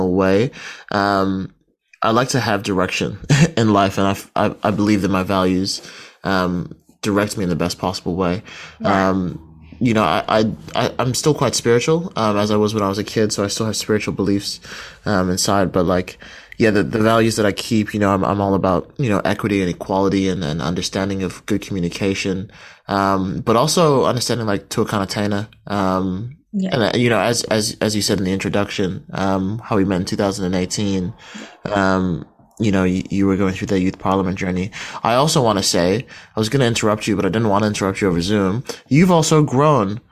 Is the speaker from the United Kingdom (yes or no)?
no; Kaitaia, Northland, New Zealand; moved away as an adult; also born or lived in Barbados; now in Wellington, New Zealand; I'm originally from Barbados, but I was raised in Kaitaia